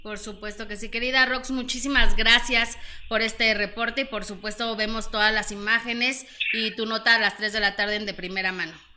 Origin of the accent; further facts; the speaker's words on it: Mexico; como mexicanos